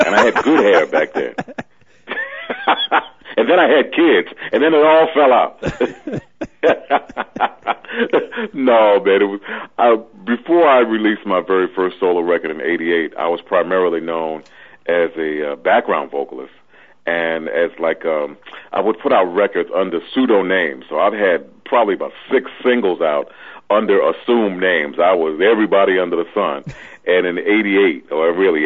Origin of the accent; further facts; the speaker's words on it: New York City, New York, United States; also born or lived in Richmond, Virginia; I'm born and raised and bred in Brooklyn, New York